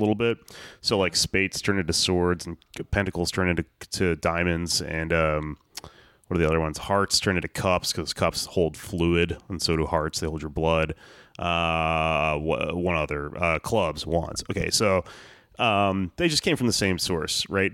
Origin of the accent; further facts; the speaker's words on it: United States; I am American